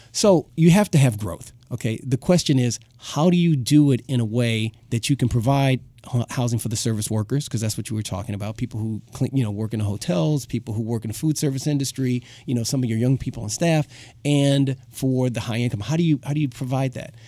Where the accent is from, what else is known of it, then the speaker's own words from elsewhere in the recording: Chicago, Illinois, United States; moved away; I grew up in Chicago, um, part of my life